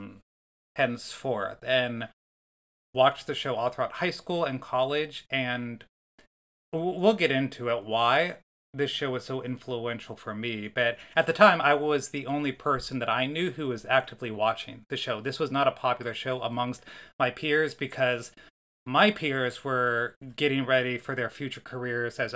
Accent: Northeast Ohio, United States; in terms of Northeast Ohio, I grew up in the Malibu

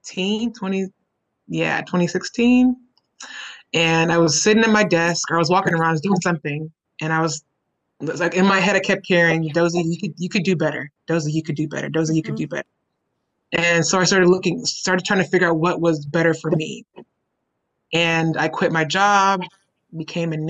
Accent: Houston, Texas, United States; I am from Houston, born and raised, native Houstonian, grew up in A-Leaf

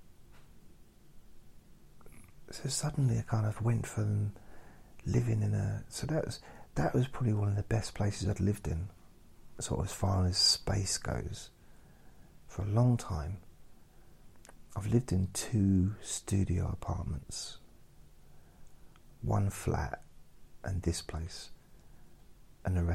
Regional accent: Suffolk, East of England, United Kingdom; moved away as an adult; also born or lived in London / Newcastle / Southend / Ireland; I was born in London. Then I lived in Newcastle, lived in Southend, and then I moved to Suffolk when I was 7, about that. And then I moved to London when I was 18.

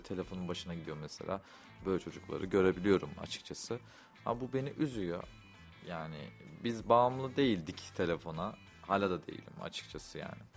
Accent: Kayseri Province, Turkey; ben Kayseriliyim

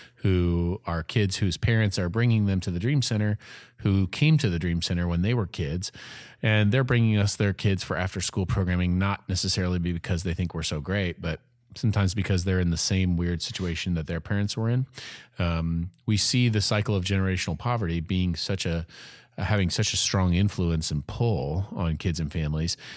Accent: Peoria, Illinois, United States; now in Evansville, United States; I'm from Peoria, Illinois

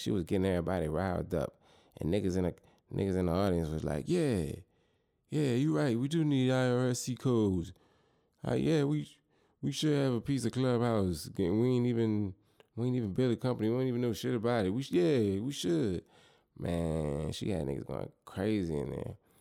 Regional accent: New Orleans, Louisiana, United States; my hometown city, New Orleans

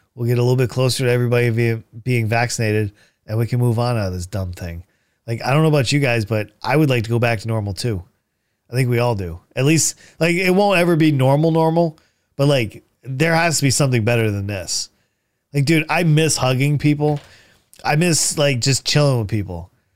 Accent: New London, Connecticut, United States; I grew up here in New, eh, you know, in New London, Connecticut.

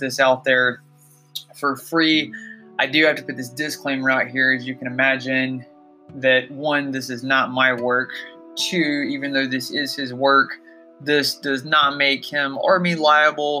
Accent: Georgia, United States; my home state of Georgia

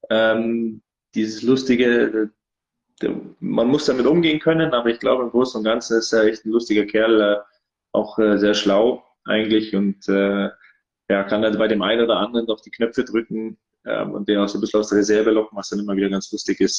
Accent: Gelting, Bavaria, Germany; also born or lived in Munich; also ich bin in München geboren, äh, komme gebürtig aus Gelting. Das ist ein ganz kleines Dorf äh, in der Nähe von Geretsried

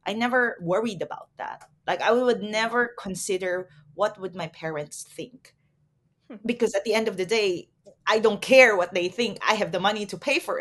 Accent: Philippines; also born or lived in Taiwan; I'm Filipina, and growing up in the Philippines, it's a very conservative culture

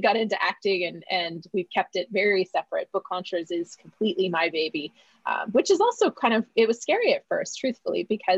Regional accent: Alberta, Canada; moved away as an adult; also born or lived in Vancouver Island, Canada; now in Los Angeles, United States; I grew up in Alberta

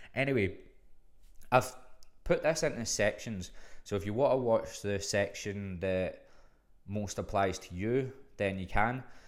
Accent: Glasgow, Scotland, United Kingdom; moved away as an adult; now in Melbourne, Australia; I'm from fucking Glasgow

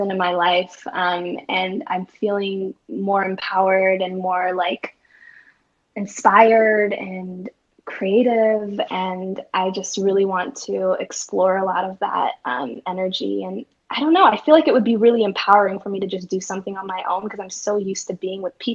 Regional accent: Portland, Oregon, United States; I live in Portland, Oregon, and I'm in product marketing at a healthcare company. Um, yeah, born and raised in Portland.

